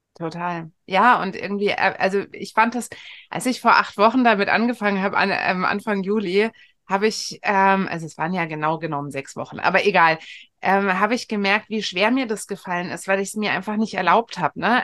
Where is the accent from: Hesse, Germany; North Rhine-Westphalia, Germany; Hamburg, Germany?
Hesse, Germany; Frankfurt am Main; bin ich äh, in Frankfurt am Main groß geworden